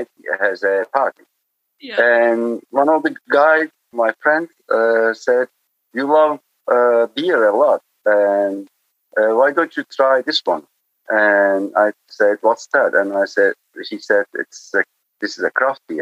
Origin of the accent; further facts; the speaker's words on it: Muğla, Turkey; English is a second language; also born or lived in North Carolina; I'm from Muğla. I born here and I lived till the lycée.